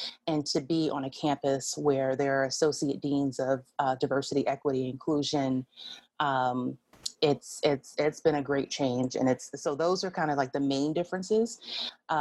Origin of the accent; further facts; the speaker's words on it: New Jersey, United States; moved away as an adult; also born or lived in Illinois; now in Columbia, United States; I'm originally from New Jersey, so I'm originally from a very, you know, diverse place